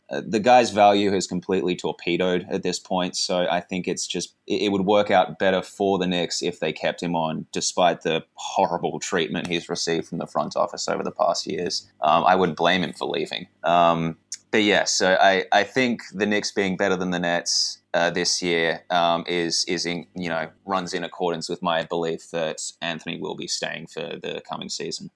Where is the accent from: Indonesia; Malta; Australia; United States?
Australia; as an Australian guy